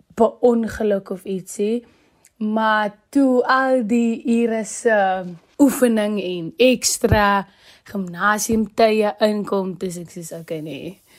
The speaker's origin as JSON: {"language": "Afrikaans", "town": "Malmesbury", "region": "Western Cape", "country": "South Africa", "tie": "born or raised there", "moved": "as an adult", "lives_now": "Free State, South Africa", "said": "Gebore en opgegroei in Mamasbury die Weskaap"}